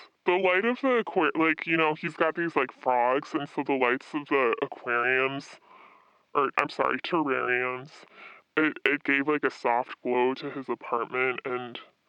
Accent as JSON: {"language": "English", "region": "Midwest", "country": "United States", "said": "I'm from the Midwest, so, you know, I'm used to these guys who are really closed off."}